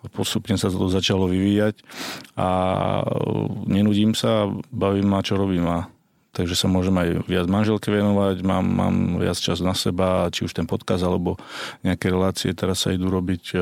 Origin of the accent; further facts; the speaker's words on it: Slovakia; spoločné Vianoce doma na Slovensku, keďže som rozlietaný 20 rokov.